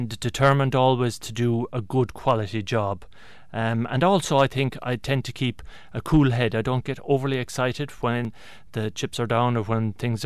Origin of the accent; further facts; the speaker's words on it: Tralee, Munster, Ireland; now in Kilkenny, Ireland; we grew up in Tralee in County Kerry